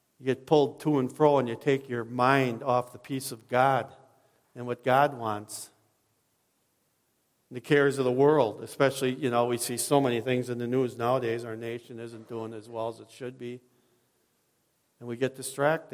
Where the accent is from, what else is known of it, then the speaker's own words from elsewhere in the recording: Watertown, Wisconsin, United States; I was raised in Watertown